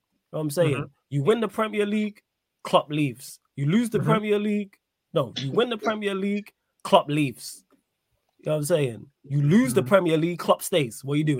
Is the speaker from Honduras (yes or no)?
no; England, United Kingdom; I am English, but I'm not an England fan.